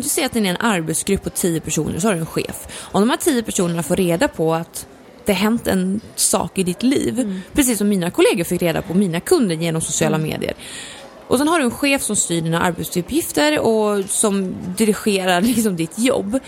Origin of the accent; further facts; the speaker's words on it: Gävle, Gävleborg County, Sweden; min uppväxt har kantats i dansband för mamma, min storasyrra och jag kommer från Gävle